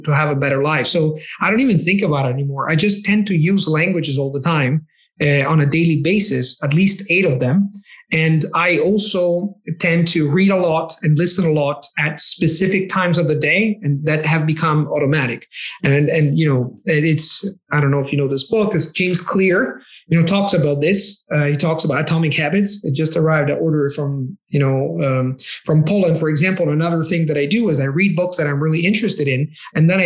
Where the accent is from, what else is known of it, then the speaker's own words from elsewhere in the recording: Italy; first language Italian; English is a second language; So I'm Italian. My native language is Italian. I live in Italy